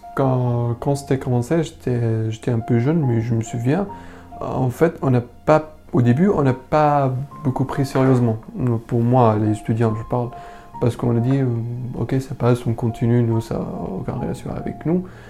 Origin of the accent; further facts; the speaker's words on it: Damascus, Damascus Governorate, Syria; French is a second language; moved away as an adult; also born or lived in Homs; now in France; je viens originalement de Syrie, de Damas